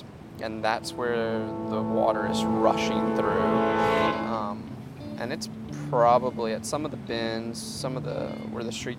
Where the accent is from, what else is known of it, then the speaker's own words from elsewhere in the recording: Denham Springs, Louisiana, United States; Growing up in Denham Springs